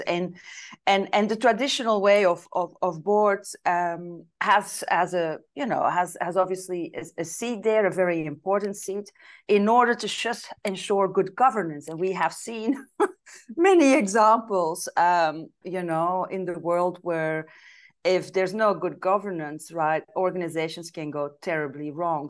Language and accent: English; Belgium; moved away as an adult; now in Italy; I'm originally from Belgium